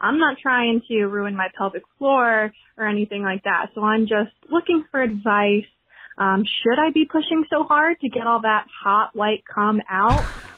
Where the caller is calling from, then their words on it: Texas, United States; Hi, Dr. Drew and mommies. I am mommy calling from Texas.